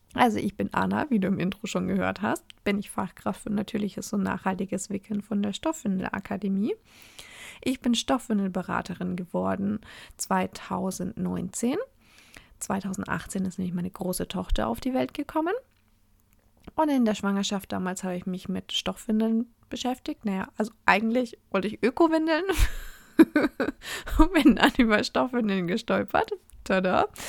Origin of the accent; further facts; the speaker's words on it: Oberasbach, Bavaria, Germany; also born or lived in Fürth; ich bin in Oberasbach aufgewachsen und in Fürth, also die meine, meinen einen Teil der Kindheit in Oberasbach verbracht, meinen hauptsächliches Teenager-Dasein in Fürth